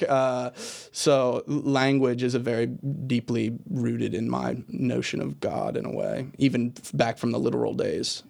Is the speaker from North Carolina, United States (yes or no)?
no; Richmond, Virginia, United States; I grew up in Richmond, Virginia, in kind of a southern inflected, you know, h, house and place